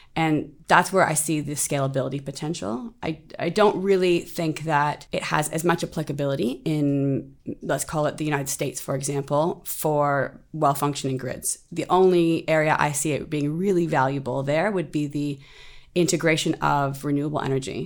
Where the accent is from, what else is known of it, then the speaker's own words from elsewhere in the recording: Canada; moved away as an adult; now in Singapore; I'm originally from Canada. I've lived in Singapore now for two years